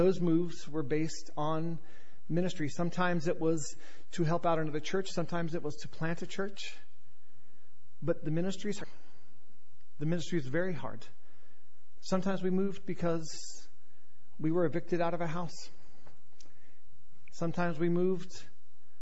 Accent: North Carolina, United States; also born or lived in Charlotte, North Carolina / Virginia; I was born on January 8th, 1970, in Charlotte, North Carolina

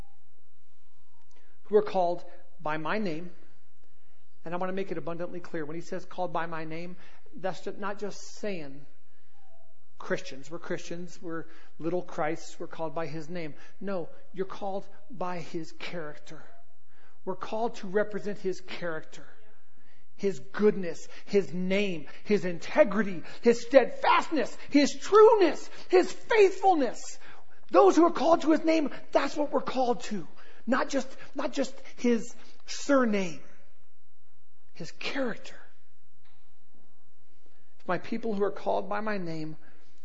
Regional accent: Southern California, United States; accent: Southern, like, surfer accent; also born or lived in North Carolina; I was born in North Carolina and raised in Southern California, so I've got this weird, like, Southern, like, surfer accent

